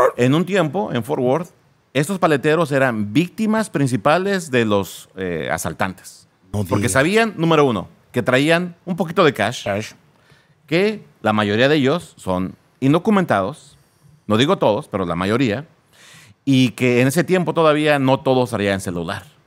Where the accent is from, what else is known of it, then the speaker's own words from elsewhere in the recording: Naucalpan, State of Mexico, Mexico; first language Spanish; moved away as an adult; now in United States; ahí nací en lo que es el Estado de México. Eh, crecí ahí en, en, esa zona de Naucalpan